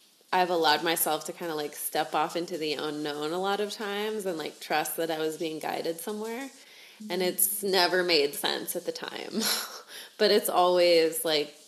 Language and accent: English; United States; moved away; also born or lived in South America; I was actually born down here, but I grew up in the States, and both of my parents are from the United States